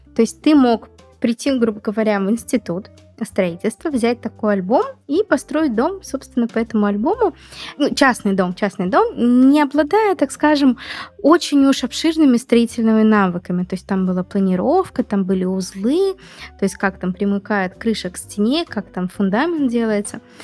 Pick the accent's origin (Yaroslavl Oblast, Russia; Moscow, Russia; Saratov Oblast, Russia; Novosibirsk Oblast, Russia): Moscow, Russia; я из Москвы